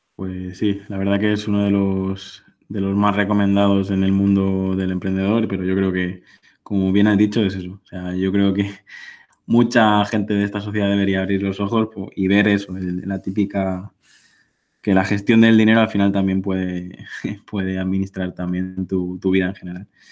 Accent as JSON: {"language": "Spanish", "area": "Mallorca", "region": "Balearic Islands", "country": "Spain", "said": "yo vivo en, en Mallorca, soy, soy mallorquín"}